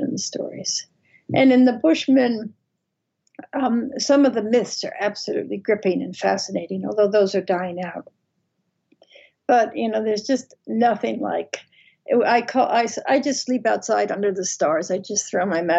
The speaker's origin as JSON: {"language": "English", "region": "Vermont", "country": "United States", "tie": "born or raised there", "said": "I grew up in Vermont"}